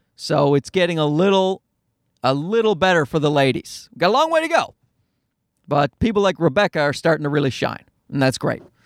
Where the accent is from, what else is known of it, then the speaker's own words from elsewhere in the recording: Newfoundland and Labrador, Canada; now in Toronto, Canada; I grew up in Newfoundland